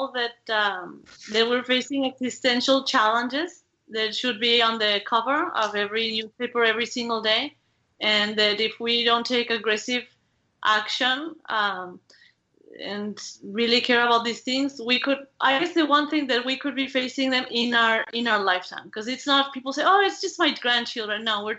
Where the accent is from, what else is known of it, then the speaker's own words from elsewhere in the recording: Mexico; English is a second language; as I mentioned, I am from Mexico, and in Mexico, people love telenovelas.